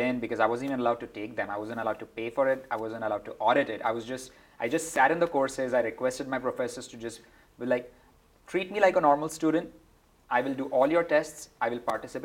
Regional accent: India; moved away as an adult; also born or lived in Mumbai / Georgia Tech, Atlanta, United States; now in United States; I never really had ever imagined I would be working in sports growing up in India.

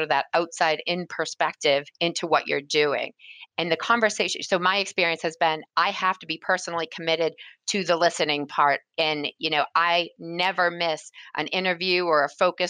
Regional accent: New England, United States; I was born and raised in New England

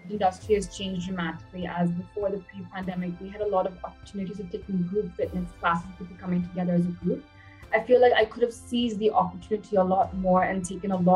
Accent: Bangalore, Karnataka, India; also born or lived in Chennai / United States; So, I was born in Chennai, India, and I was just there for a few months as a baby. Then I moved to the US. I was in the US for about good 10 years, and I did my high school and college in Bangalore.

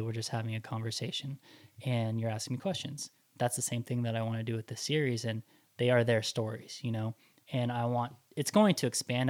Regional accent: Los Angeles, California, United States; born and raised in Los Angeles

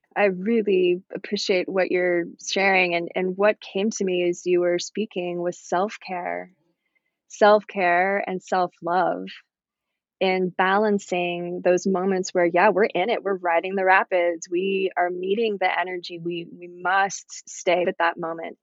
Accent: Virginia, United States; growing up in Virginia out in nature

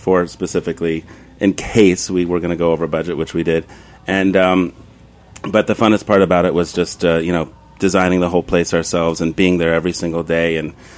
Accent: New York City, New York, United States; I was raised in Long Island City

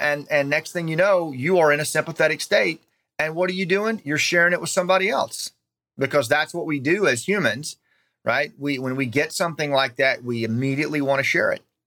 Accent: United States; we have an inherent obligation as American citizens

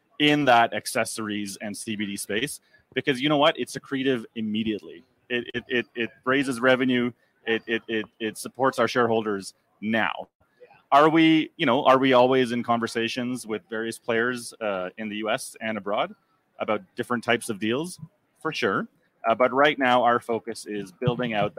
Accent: Canada; I'm a Canadian

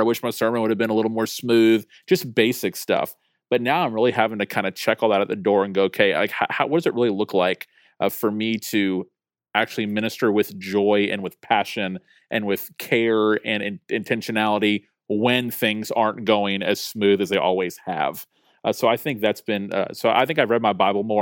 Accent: Tallahassee, Florida, United States; I'm a pastor in Tallahassee, Florida, which is actually my hometown

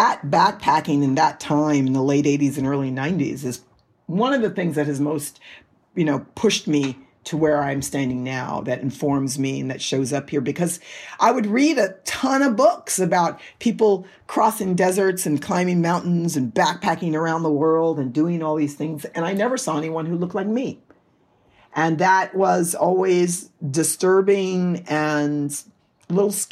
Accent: New York, United States; moved away as an adult; I say that I'm from New York, even though I haven't lived in New York for probably 30 years, but I'll always be a New Yorker. That's where I was born and raised

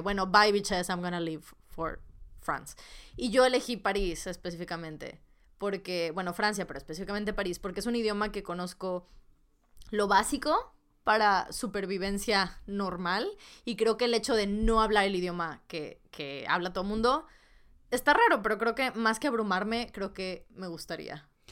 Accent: Monterrey, Nuevo León, Mexico; las dos somos de Monterrey

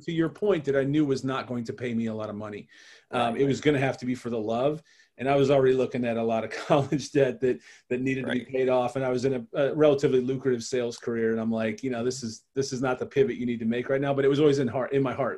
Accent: Cleveland, Ohio, United States; I, watched the Browns because I grew up in Cleveland.

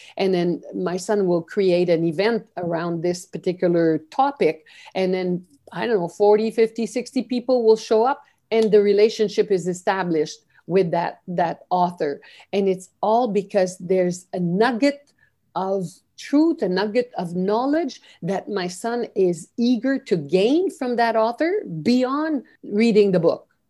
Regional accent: Canada; moved away as an adult; also born or lived in Peru / Guatemala / Brazil / China; I'm a Canadian, And I was, um, although I was born and educated here

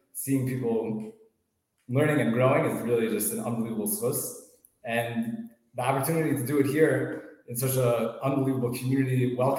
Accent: Scarsdale, New York, United States; now in Florida, United States; So I grew up in Westchester, in Scarsdale.

